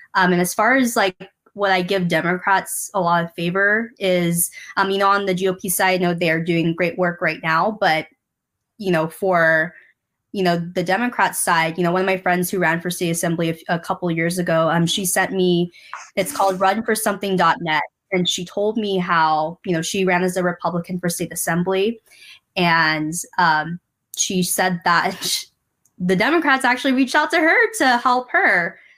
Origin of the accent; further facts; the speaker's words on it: San Diego, California, United States; I was born and raised here in San Diego